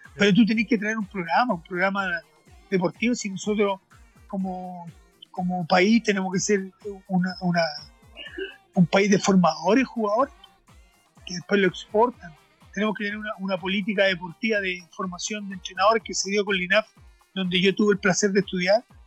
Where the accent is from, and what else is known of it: Chile